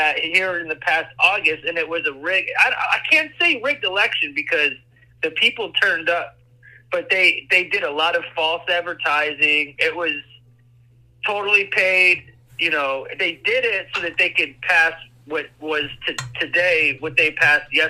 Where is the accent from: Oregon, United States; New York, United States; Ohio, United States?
Ohio, United States; Cleveland; now in Columbus, United States; I'm in Columbus, I'm from Cleveland